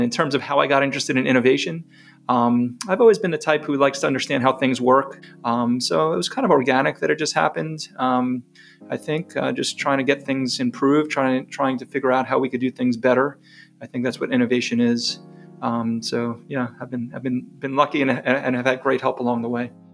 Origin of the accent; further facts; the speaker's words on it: New York, United States; moved away as an adult; now in Chapel Hill, United States; I'm not from North Carolina by my accent. I grew up in New York